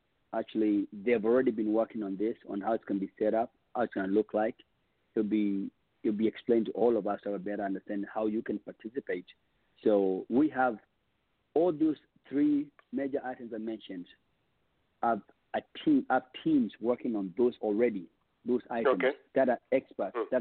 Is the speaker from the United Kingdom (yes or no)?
no; Kenya; now in Texas, United States; I'm from Kenya, and raised by us as well